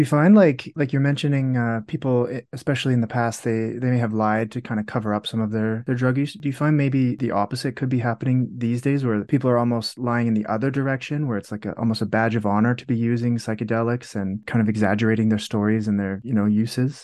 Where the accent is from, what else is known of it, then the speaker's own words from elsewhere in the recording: Canada; I'm in Canada as well. Actually, I'm Canadian. I'm in Calgary at the moment.